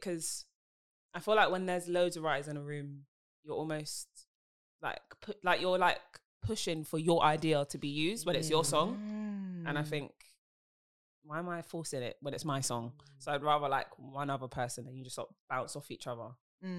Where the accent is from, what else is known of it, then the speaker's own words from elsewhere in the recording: London, United Kingdom; I'm a singer from South London.